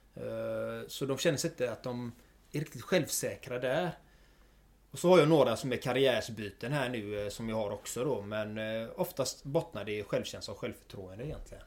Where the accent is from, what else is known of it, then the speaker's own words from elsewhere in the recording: Gothenburg, Västra Götaland, Sweden; jag är född och uppvuxen i Göteborg. Eh, bott här i stort sett hela mitt liv